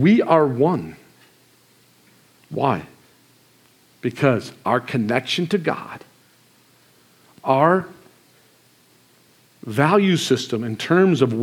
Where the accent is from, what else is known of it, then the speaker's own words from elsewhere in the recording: Marcellus, Michigan, United States; Marcellus, Michigan